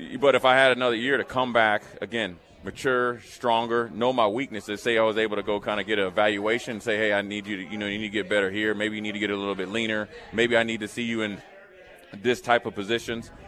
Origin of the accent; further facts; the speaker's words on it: Frederick, Maryland, United States; moved away; also born or lived in Nebraska; I'm from Frederick, Maryland, went to University of Nebraska, linebacker